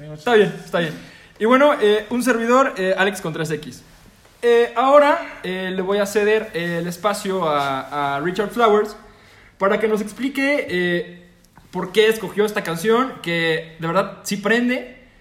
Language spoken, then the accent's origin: Spanish; Mexico